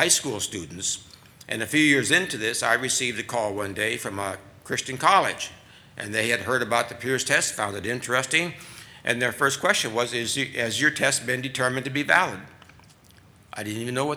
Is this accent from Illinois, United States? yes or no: no; Minnesota, United States; my home state of Minnesota